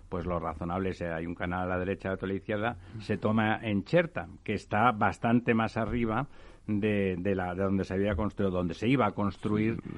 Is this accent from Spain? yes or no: yes; Catalonia, Spain; yo como soy catalán